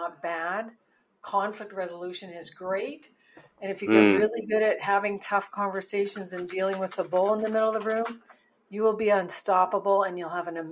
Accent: just outside of Winnipeg, Manitoba, Canada; I was born into a farm family on a farm just outside of Winnipeg, Manitoba, Canada

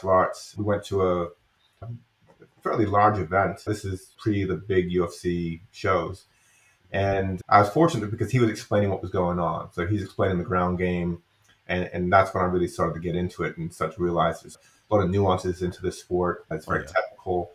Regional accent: England, United Kingdom; moved away; I grew up in England.

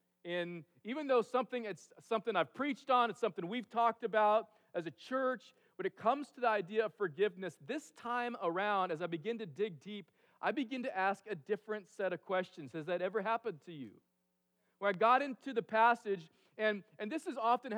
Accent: California, United States; now in Alaska, United States; I grew up in California

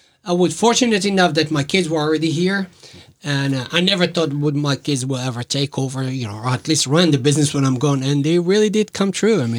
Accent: Casablanca, Casablanca-Settat, Morocco; moved away as an adult; now in Norfolk, United States; I was stuck in Morocco, which is my my home country. That's where I was born

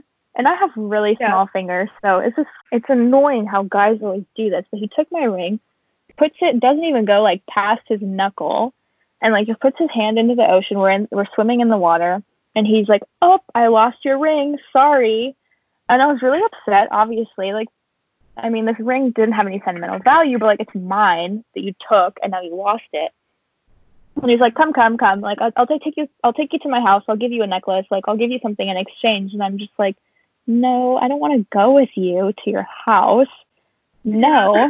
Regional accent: United States; being three American girls, regardless of what our ethnicities are, no matter how much we tried to blend in, we were just going to stand out anyway.

